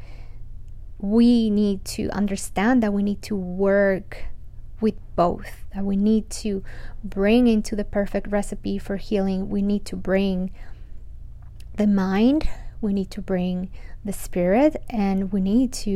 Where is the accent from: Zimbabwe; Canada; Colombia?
Colombia; after growing up in Colombia